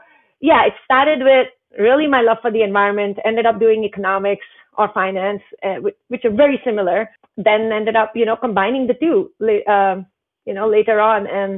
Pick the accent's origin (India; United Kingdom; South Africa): India; Himalayas; I grew up in the Indian Himalayas and, father was in the military, so we moved a lot, but the family home in the Himalayas was really my only stable kind of home growing up.